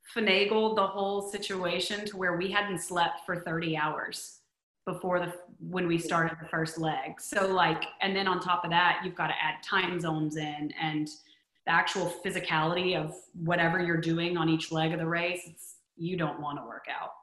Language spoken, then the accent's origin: English; Texas, United States; also born or lived in New York City; now in Los Angeles, United States; growing up in Texas